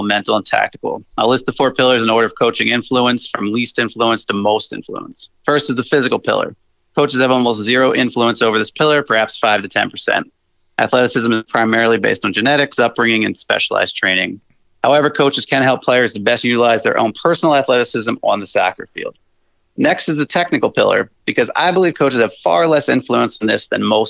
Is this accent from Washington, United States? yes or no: no; New Jersey, United States; moved away as an adult; now in upstate New York, United States; I was born and raised in New Jersey for 30 years, but I now reside in upstate New York